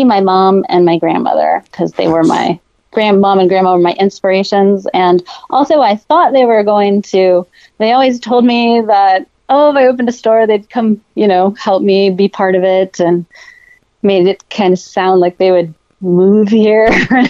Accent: Sarasota, Florida, United States; growing up in Sarasota with that, you know, beautiful bathwater, Crystal, it's really hard when you go to a different place and you're just like, your water sucks.

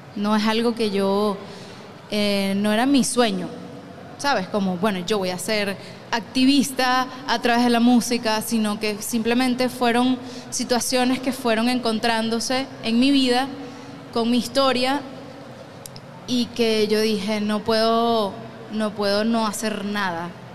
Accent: Gran Sabana, Bolívar, Venezuela; en mi casa, donde yo crecí en la Gran Sabana

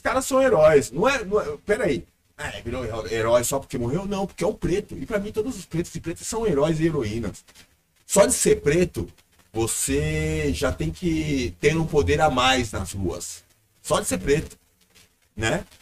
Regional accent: Brazil; o Brasil porque foi onde eu, onde eu cresci, onde eu nasci, pelo menos nesse corpo

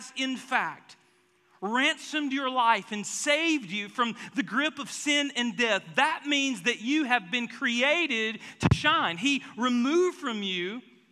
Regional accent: the South, United States; I'm from the South

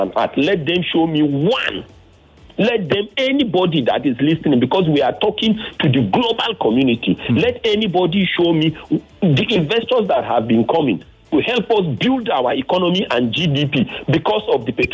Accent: Nigeria; a Nigerian.

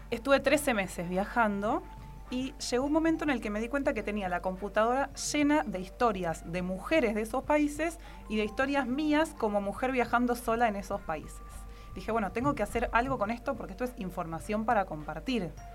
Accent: Argentina

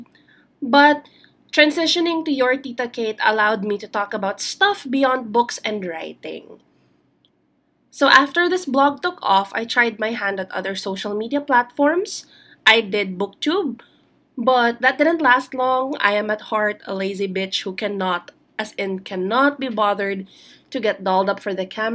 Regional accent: Philippines; I am Filipino. Now, here in the Philippines

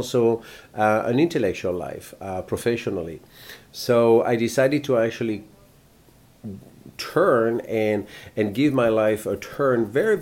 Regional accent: Bordeaux, Nouvelle-Aquitaine, France; I was born in France, in a place called Bordeaux

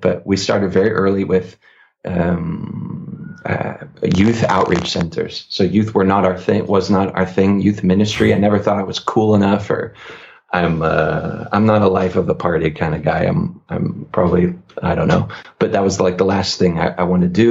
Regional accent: Northeast, United States; I come from the Northeast

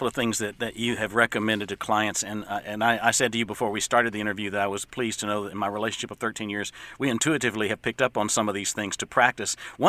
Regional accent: Texas, United States; we're from Texas

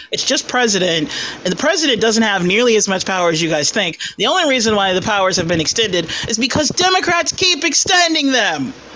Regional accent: Southern California, United States; I am from Southern California

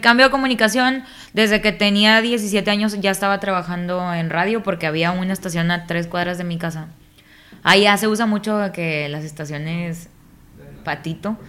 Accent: Nuevo Laredo, Tamaulipas, Mexico; yo soy de Nuevo Laredo, Tamaulipas

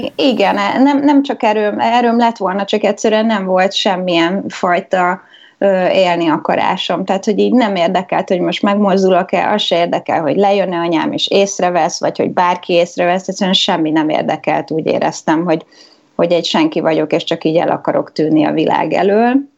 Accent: Budapest, Hungary; moved away as an adult; now in London, United Kingdom; én budapesti vagyok, és Pesten jártam egy egyetemre

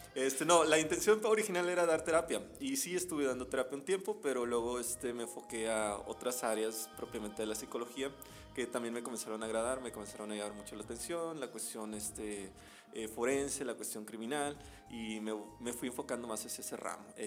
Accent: Veracruz, Mexico; moved away as an adult; now in Monterrey, Mexico; yo soy originario de, de Veracruz

